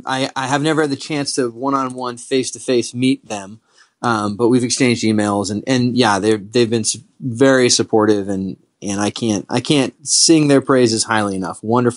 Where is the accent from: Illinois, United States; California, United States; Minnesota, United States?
California, United States; San Diego County; I grew up in San Diego County. I live just across the border.